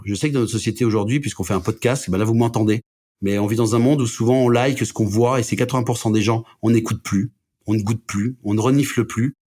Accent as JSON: {"language": "French", "town": "Brest", "region": "Brittany", "country": "France", "tie": "born or raised there", "also_born_or_lived": "Lorraine", "moved": "yes", "lives_now": "Annecy, France", "said": "je suis né à Brest"}